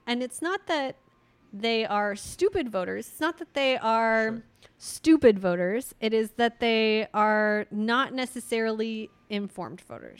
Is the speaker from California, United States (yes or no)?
yes; Redwood City, California, United States; moved away; my hometown uh, redwood city